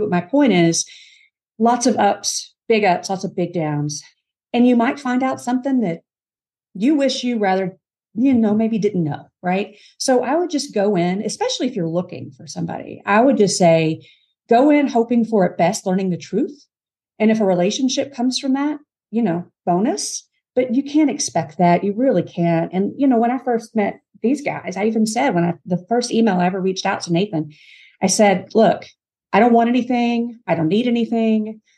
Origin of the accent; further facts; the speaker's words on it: Kentucky, United States; moved away; also born or lived in Mississippi; I grew up in Kentucky